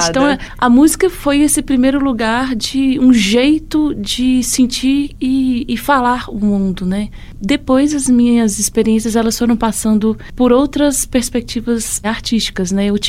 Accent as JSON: {"language": "Portuguese", "town": "Pitangui", "region": "Minas Gerais", "country": "Brazil", "tie": "born or raised there", "moved": "yes", "lives_now": "Moeda, Brazil", "said": "nasci em Pitangui, centro-oeste de Minas."}